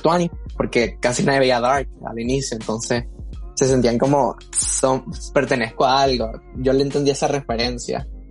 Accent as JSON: {"language": "Spanish", "country": "Nicaragua", "said": "soy un nicaragüense que es parte de la comunidad LGBT."}